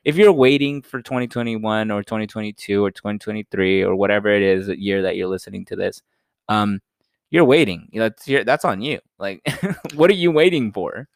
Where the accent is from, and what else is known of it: United States